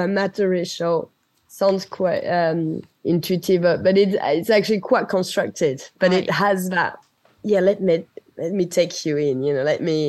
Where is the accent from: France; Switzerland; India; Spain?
France; first language French; English is a second language; moved away; also born or lived in United Kingdom; being away so long from France